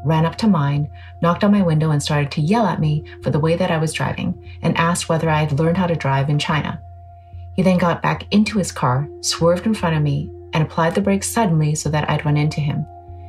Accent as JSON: {"language": "English", "town": "Vancouver", "region": "British Columbia", "country": "Canada", "said": "I'm from Vancouver."}